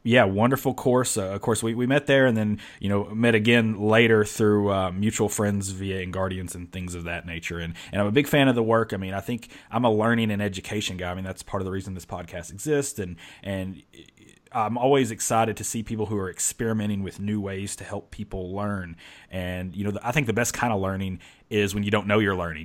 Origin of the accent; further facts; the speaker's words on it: the South, United States; I'm from the South, spent my whole life in the South.